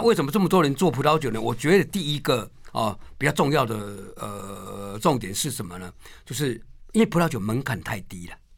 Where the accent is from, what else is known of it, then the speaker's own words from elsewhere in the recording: Taiwan; 我们台湾人